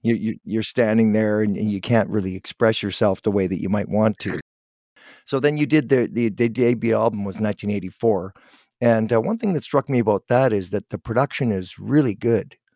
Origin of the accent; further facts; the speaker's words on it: Guelph, Ontario, Canada; now in Vancouver, Canada; I'm from Ontario originally, from Guelph